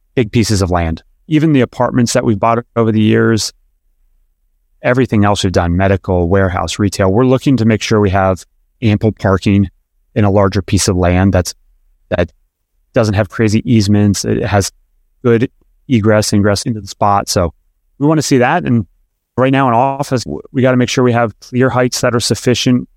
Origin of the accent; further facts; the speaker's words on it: Pennsylvania, United States; now in Atlanta, United States; I grew up in Pennsylvania